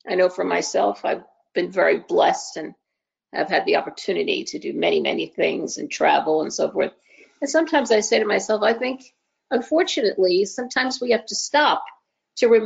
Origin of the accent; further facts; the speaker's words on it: New Jersey, United States; also born or lived in Manhattan, New York / Long Beach Island, New Jersey; I am originally from New Jersey.